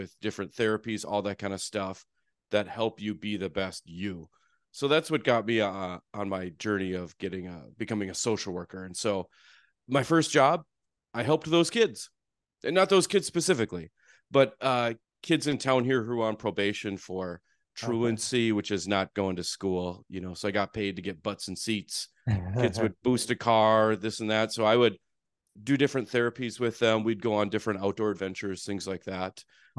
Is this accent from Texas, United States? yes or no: no; Fargo, North Dakota, United States; You know, I grew up in Fargo.